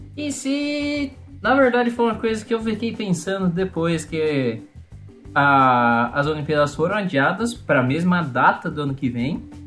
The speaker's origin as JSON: {"language": "Portuguese", "town": "Piracicaba", "region": "São Paulo", "country": "Brazil", "tie": "born or raised there", "said": "eu sou natural de Piracicaba"}